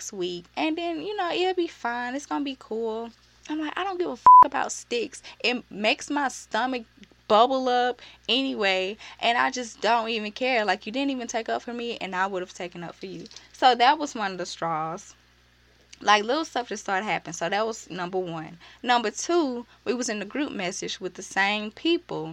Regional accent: Birmingham, Alabama, United States; I'm from Birmingham

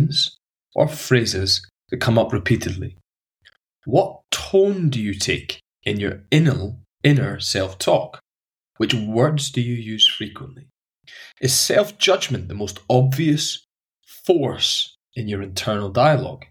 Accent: Highlands of Scotland, United Kingdom; the friends I grew up with in the Highlands of Scotland

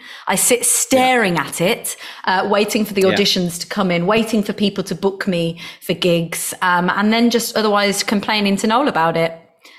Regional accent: Nuneaton, West Midlands, United Kingdom; now in United States; Yeah, I would watch the sunset from Mount Judd. Those that are from Nuneaton will know

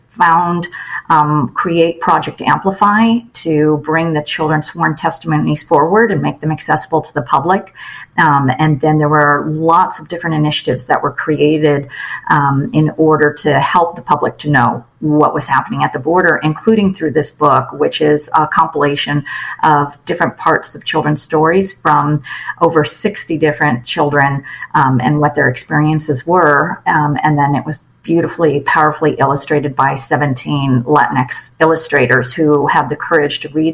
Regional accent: Los Angeles, California, United States; I was raised in the San Fernando Valley, and you know, growing up in the 70s and 80s, we saw a lot of changes in our neighborhood

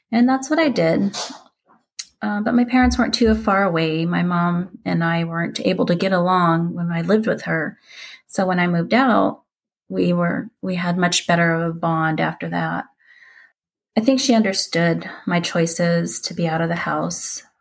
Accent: Philippines; born there; We moved a lot when I was little. Um, I was born in the Philippines in 1977

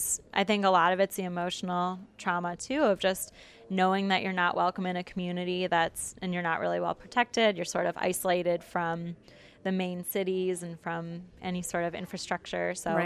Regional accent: Detroit, Michigan, United States; I'm from Michigan, from the Detroit area, and we have one of the largest Arab populations outside of the Middle East

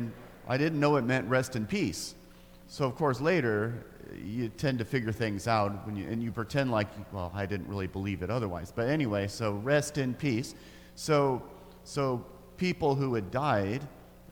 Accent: Grants Pass, Oregon, United States; I grew up in Grants Pass, Oregon, in the deep south.

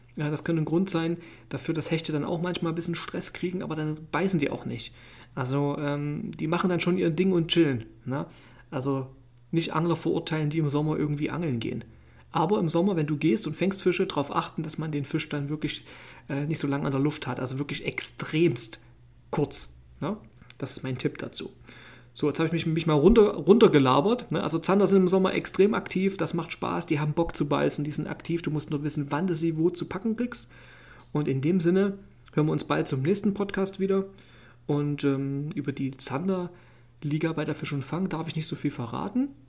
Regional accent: Germany; bei uns in Deutschland

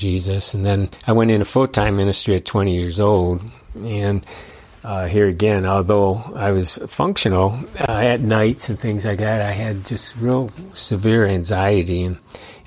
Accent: Detroit, Michigan, United States; I was born in Detroit, identical twin.

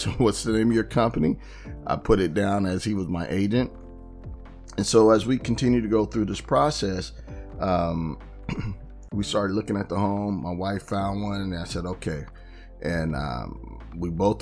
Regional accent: Bay Area, California, United States; my hometown, which was, it would extend her commute about probably 10 miles, but in the Bay Area

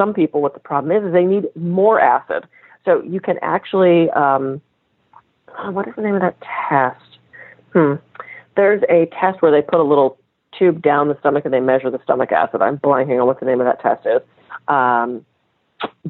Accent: United States; I'm American

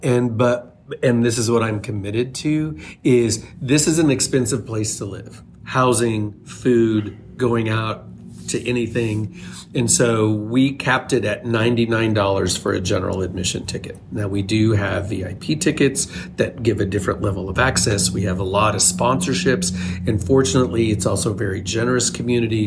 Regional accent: small town Oklahoma, United States; moved away as an adult; also born or lived in Chicago; finding my way from small town Oklahoma to Chicago after college

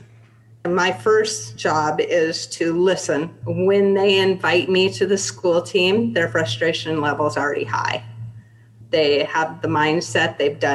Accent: Spokane, Washington, United States; I grew up in Spokane

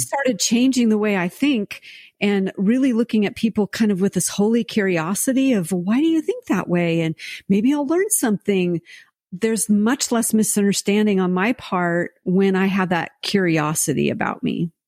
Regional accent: United States; also born or lived in France; as an American

